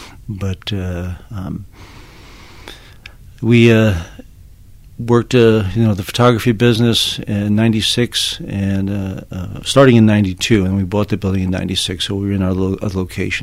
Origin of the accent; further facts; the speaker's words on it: Long Island, New York, United States; also born or lived in St. Louis, Missouri / Savannah, Georgia / Birmingham, Alabama; now in Larned, United States; I'm from Long Island, New York